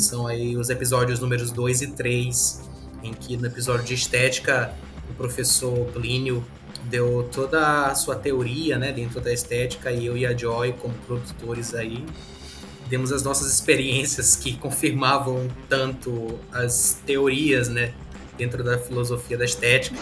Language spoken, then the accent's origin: Portuguese; São Luís, Maranhão, Brazil; eu sou maranhense mesmo, nasci em São Luís